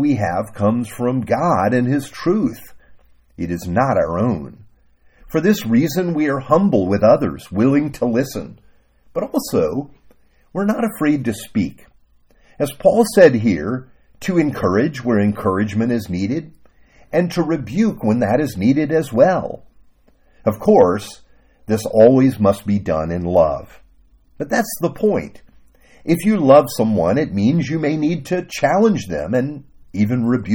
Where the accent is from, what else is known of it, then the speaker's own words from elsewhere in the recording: Miami, Florida, United States; growing up in Miami, my pastor, a man named Bob, took me under his wing